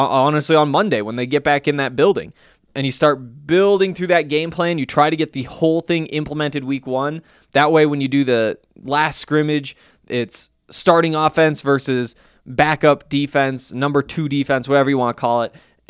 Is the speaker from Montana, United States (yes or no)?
yes; Montana, United States; you know that I'm from Montana, went to the University of Montana, covered the Montana Grizzlies while I was there.